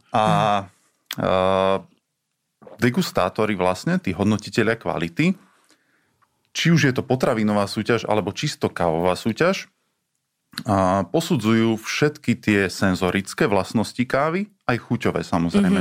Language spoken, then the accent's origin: Slovak; Slovakia; also born or lived in Italy; ja som ako Slovák